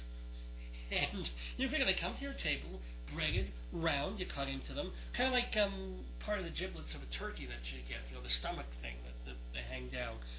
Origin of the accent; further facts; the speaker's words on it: New York, United States; moved away as an adult; now in northern Colorado, United States; We lived in New York all our lives